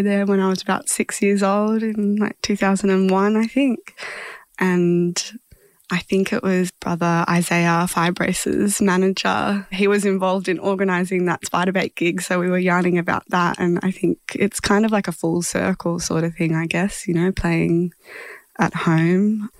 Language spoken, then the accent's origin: English; Horsham, Victoria, Australia; moved away; I grew up in Horsham